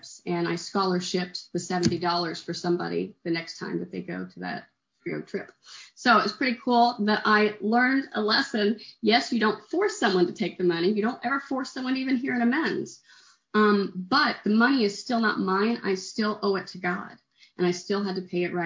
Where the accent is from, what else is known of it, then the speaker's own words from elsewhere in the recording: Oklahoma, United States; moved away as an adult; also born or lived in Kerrville, Texas; now in Houston, United States; I'm from Oklahoma and I came to Texas to get sober